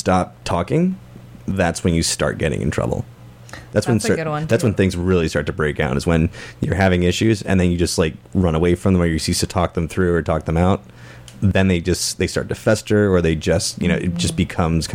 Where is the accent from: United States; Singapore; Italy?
United States; Maryland; moved away as an adult; also born or lived in North Carolina; now in San Francisco, United States; I'm originally from Maryland